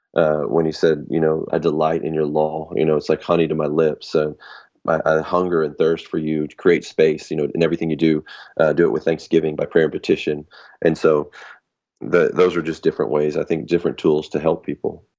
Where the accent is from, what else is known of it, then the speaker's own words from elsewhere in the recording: United States; I was born in America